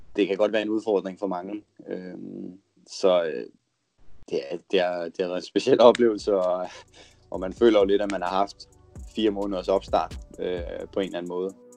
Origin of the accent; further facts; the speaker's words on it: Denmark; moved away as an adult; vi er jo tre danskere, der bor her ved siden af hinanden heroppe